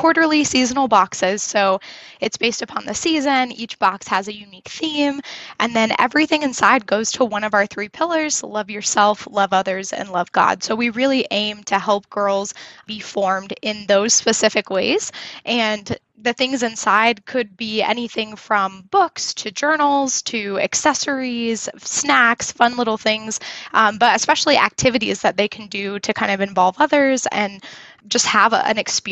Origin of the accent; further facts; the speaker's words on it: Indiana, United States; now in Denver, United States; I grew up in Indiana, Midwest girl, and then have moved around quite a bit